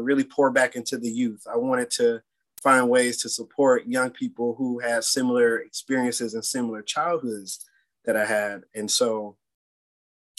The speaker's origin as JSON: {"language": "English", "town": "Detroit", "region": "Michigan", "country": "United States", "tie": "born or raised there", "said": "Born and raised in Detroit, went to Detroit public school systems, and really love my city"}